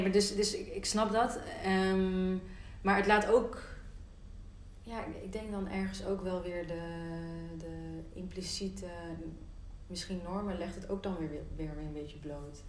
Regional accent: North Brabant, Netherlands; als mede-Brabander

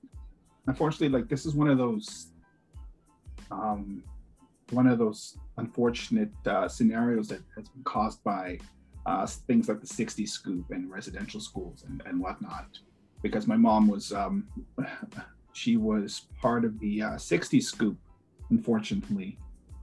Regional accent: Shoal Lake 39, Northwestern Ontario, Canada; moved away as an adult; now in Toronto, Canada; I'm from Treaty 3 territory, Northwestern Ontario. I'm from Shoal Lake 39

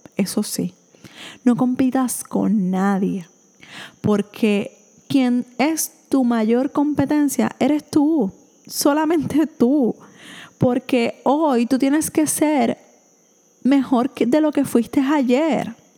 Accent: Puerto Rico; soy de Puerto Rico

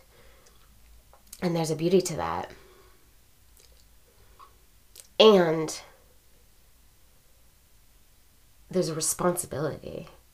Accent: United States; being U.S. born and raised

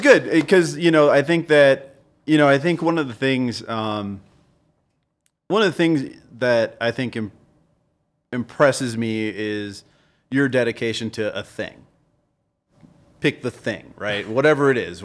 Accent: New Orleans, Louisiana, United States; Colin and I have been friends for over 30 years. We grew up together in New Orleans

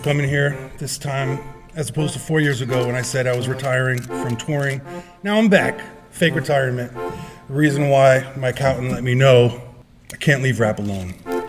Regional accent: Florida, United States; I got love for Florida. I have family. I'm from Florida.

